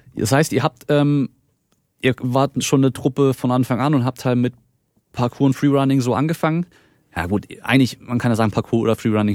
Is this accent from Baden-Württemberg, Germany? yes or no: yes; Baden-Württemberg, Germany; ich komme hier aus Baden-Württemberg, das heißt, so Dialekt ist noch ein bisschen anders